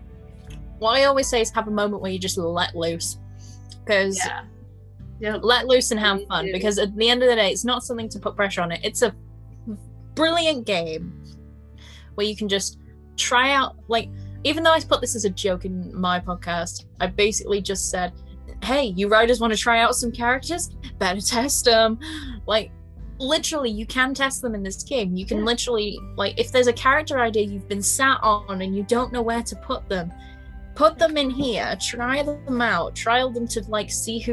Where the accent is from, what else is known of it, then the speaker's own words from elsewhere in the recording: United Kingdom; accent: northern; the northernness of myself, embracing my northernness